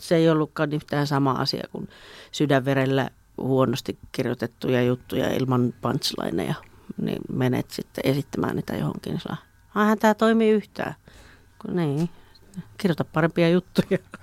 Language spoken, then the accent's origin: Finnish; Juupajoki, Pirkanmaa, Finland; now in Tampere, Finland; mä oon syntynyt Juupajoella.